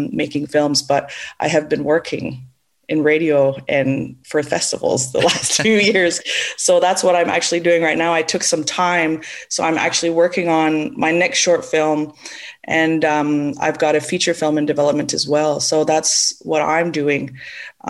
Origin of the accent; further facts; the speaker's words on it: London, Ontario, Canada; also born or lived in Toronto; I grew up in and around London. I'm from the Oneida Nation of the Thames